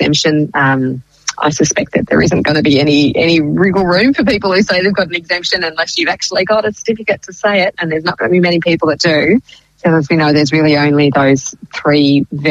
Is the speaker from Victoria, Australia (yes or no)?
yes; Clifton Springs, Victoria, Australia; I grew up in Clifton Springs for my sort of primary school and high school years